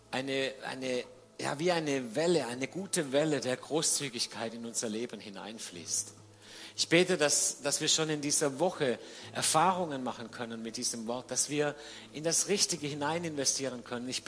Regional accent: Baden-Württemberg, Germany; Und dann hat Sibylle die Frage gestellt, die ich als Schwabe auch gestellt hätte.

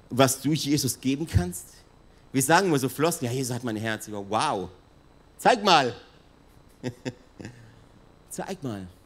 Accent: Italy; die Südwinde, das weiß ich als Italiener

